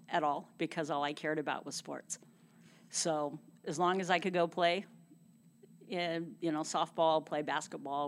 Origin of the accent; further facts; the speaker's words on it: Visalia, California, United States; I was born in Visalia in 1960